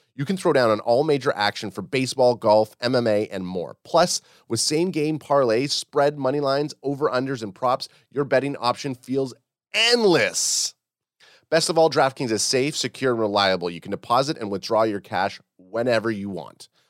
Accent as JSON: {"language": "English", "country": "Canada", "said": "we're Canadian"}